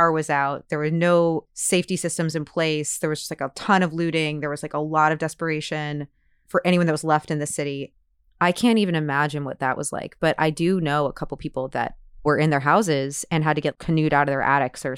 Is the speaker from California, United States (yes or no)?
no; New Orleans, Louisiana, United States; I'm from New Orleans. I grew up in New Orleans.